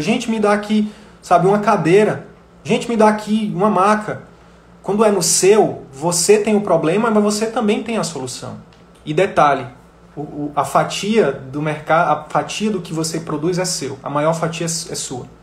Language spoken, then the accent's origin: Portuguese; Northeast Region, Brazil; eu sou nordestino